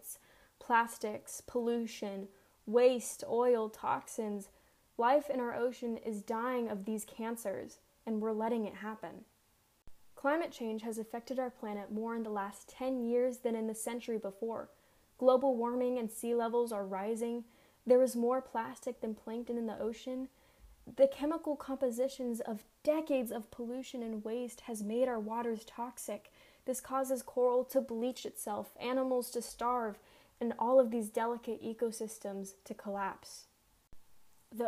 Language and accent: English; Southern California, United States; I grew up in Southern California